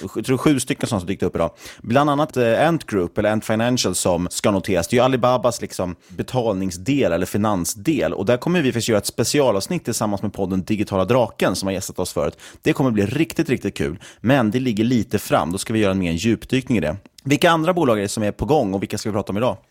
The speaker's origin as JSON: {"language": "Swedish", "country": "Sweden", "said": "som svensk småsparare"}